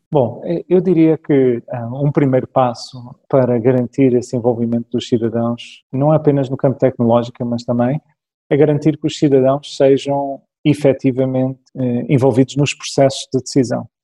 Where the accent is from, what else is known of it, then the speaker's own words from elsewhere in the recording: Toronto, Ontario, Canada; now in Portugal; eu cresci no Canadá, na cidade de Toronto, isso marcou muito a minha, minha infância